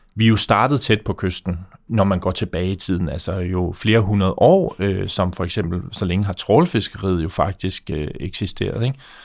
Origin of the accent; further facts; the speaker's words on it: Faroe Islands; now in Denmark; nu kommer jeg fra Færøerne øh, og bor her i Danmark